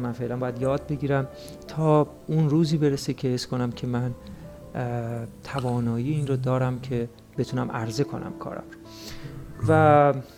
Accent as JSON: {"language": "Persian", "town": "Juybar", "region": "Mazandaran", "country": "Iran", "tie": "born or raised there", "said": "در یکی از روستاهای شهر جویبار استان مازندران به دنیا آمدم"}